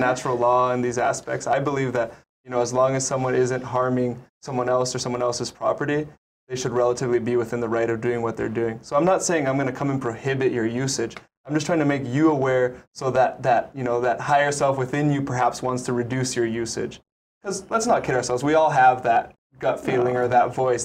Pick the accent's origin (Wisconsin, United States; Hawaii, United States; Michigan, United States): Hawaii, United States; Maui; now in Oahu, United States; I'm originally from Maui